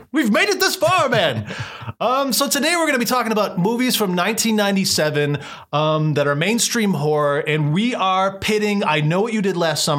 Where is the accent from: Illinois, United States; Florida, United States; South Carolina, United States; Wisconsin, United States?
Illinois, United States; Downers Grove; in my hometown, Downers Grove